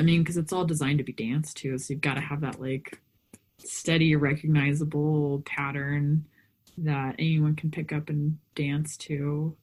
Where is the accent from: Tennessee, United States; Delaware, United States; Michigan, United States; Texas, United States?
Texas, United States; I grew up in Texas